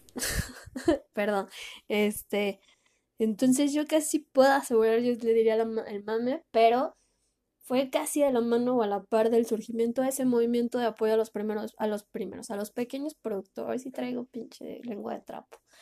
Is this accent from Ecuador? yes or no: no; Mexico; mi país